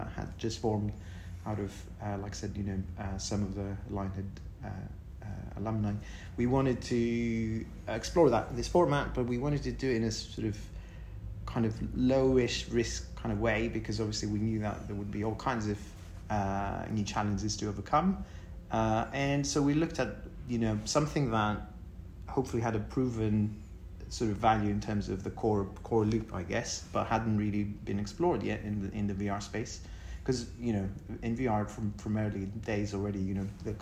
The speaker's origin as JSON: {"language": "English", "country": "Greece", "moved": "yes", "said": "I'm originally from Greece."}